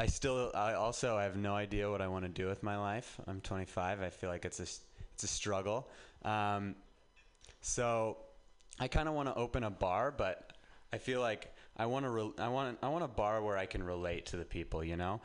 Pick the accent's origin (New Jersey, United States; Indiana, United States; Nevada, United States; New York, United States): Nevada, United States; Reno; moved away as an adult; now in San Francisco, United States